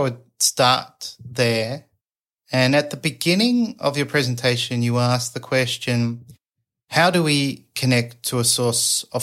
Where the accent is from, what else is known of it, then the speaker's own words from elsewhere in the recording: Australia; also born or lived in Japan; I'm, you know, from Australia